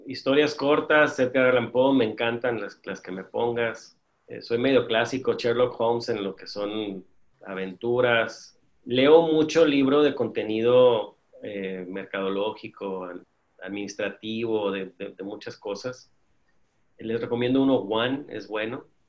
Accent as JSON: {"language": "Spanish", "town": "Mexicali", "region": "Baja California", "country": "Mexico", "said": "aquí soy de Mexicali y hay comida china muy buena"}